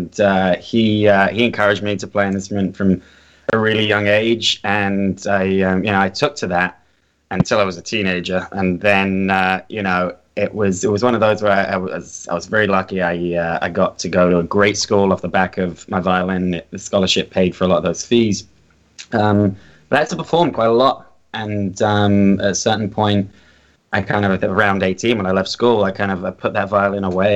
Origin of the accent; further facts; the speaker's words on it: London, United Kingdom; now in Los Angeles, United States; I grew up in North London, just off the Holloway Road